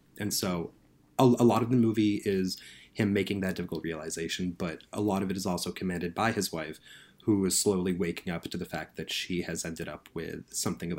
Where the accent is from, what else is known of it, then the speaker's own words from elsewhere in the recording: United States; as an American who's doing a lot of work for a British employer here at Little White Lies